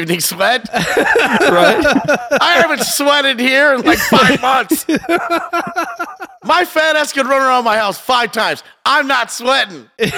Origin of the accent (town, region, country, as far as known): Michigan, United States; born or raised there; also born or lived in Biloxi, Mississippi